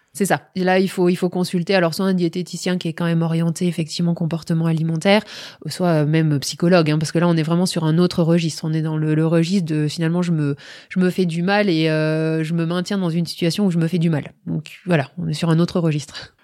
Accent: France

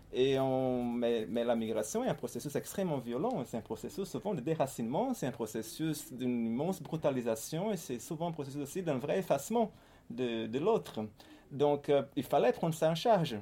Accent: Fortaleza, Ceará, Brazil; French is a second language; moved away as an adult; also born or lived in Paris, France; je suis né à Fortaleza, au Brésil, c'est au nord-est. n'est pas une ville très connue en, France, c'est l'une des grandes villes du nord-est brésilien et j'ai vécu là-bas euh, jusqu'à l'âge de, 20 ans

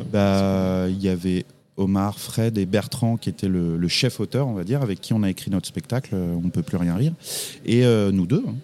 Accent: Champigny-sur-Marne, Île-de-France, France; also born or lived in Brou-sur-Chantereine / Paris; j'ai grandi euh, plus proche de Paris, en petite ceinture, comme on dit, à Champigny-sur-Marne dans le 94, où j'ai passé 25 années de ma vie

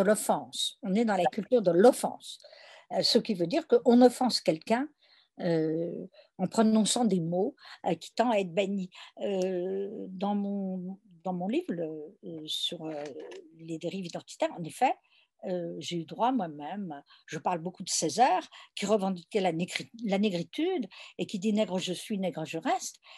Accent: France; je suis française

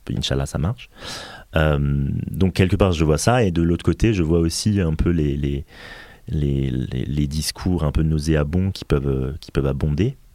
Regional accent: England, United Kingdom; moved away; en fait je suis anglais mais comme je ne vis pas au

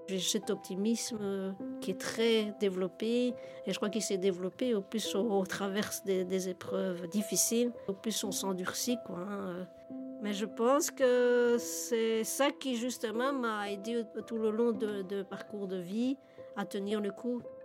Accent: Nivelles, Wallonia, Belgium; je suis de Nivelles

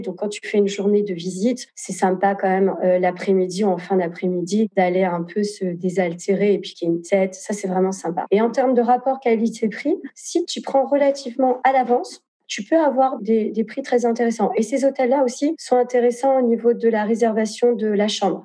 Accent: France; moved away as an adult; now in Lisbon, Portugal; je suis née en France, mais euh, mes parents sont nés au Portugal

